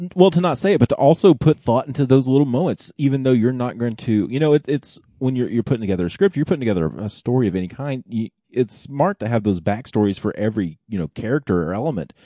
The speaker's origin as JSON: {"language": "English", "region": "Oklahoma", "country": "United States", "tie": "born or raised there", "said": "growing up in Oklahoma, we had the, the Sunday Night Movie Club"}